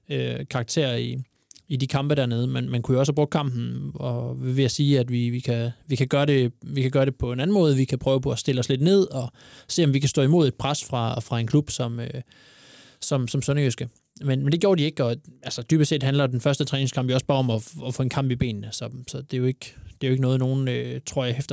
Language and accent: Danish; Aarhus, Central Denmark Region, Denmark; Er jo, jeg er jo Aarhusianer.